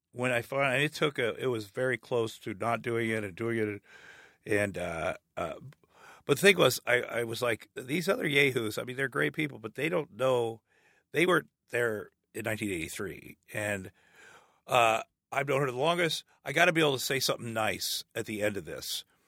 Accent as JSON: {"language": "English", "town": "Ottumwa", "region": "Iowa", "country": "United States", "tie": "born or raised there", "also_born_or_lived": "Minneapolis / Hollywood", "moved": "as an adult", "said": "I grew up in Ottumwa, Iowa, Southeast Iowa"}